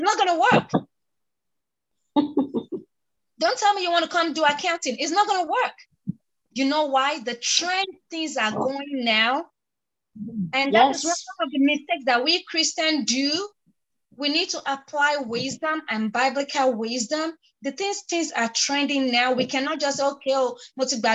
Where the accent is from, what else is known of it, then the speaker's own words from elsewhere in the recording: Nigeria; I am from a Nigerian typical home. I understand my parents did not tell me what and what and what and why.